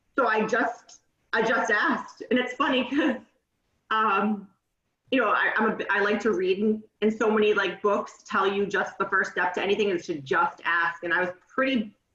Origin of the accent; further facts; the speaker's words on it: North Shore, Massachusetts, United States; moved away as an adult; I grew up on the North Shore in Massachusetts. Kind of moved around various towns growing up